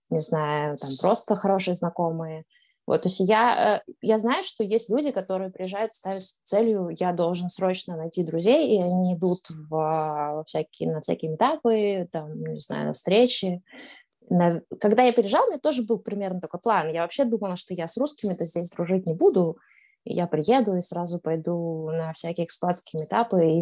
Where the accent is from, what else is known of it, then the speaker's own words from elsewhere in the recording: Astana, Kazakhstan; also born or lived in Moscow, Russia; now in Amsterdam, Netherlands; А до этого в Москве я прожила 8 лет, а до этого я, собственно, родилась и жила в Казахстане, в Астане, которая сейчас Нур-Султан.